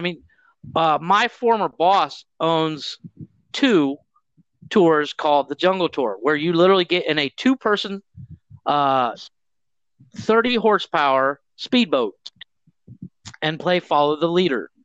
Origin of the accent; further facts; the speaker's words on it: Mansfield, Ohio, United States; moved away as an adult; now in Cancun, Mexico; I grew up in the Mansfield area.